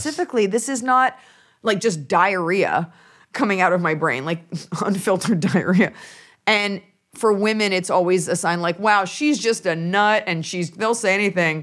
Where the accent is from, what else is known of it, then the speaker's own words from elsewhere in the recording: Dallas, Texas, United States; also born or lived in Los Angeles (born, presumably); family's from New York, but I'm from Dallas, Texas